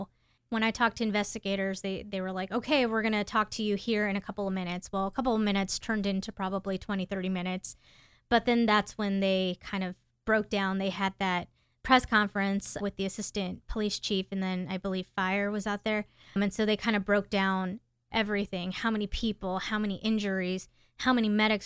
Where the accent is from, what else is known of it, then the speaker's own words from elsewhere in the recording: Houston, Texas, United States; I'm from Houston, Texas